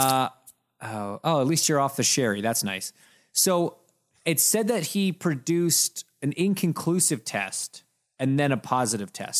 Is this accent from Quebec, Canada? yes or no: no; Toronto, Ontario, Canada; I grew up in Toronto, going to the Rogers Center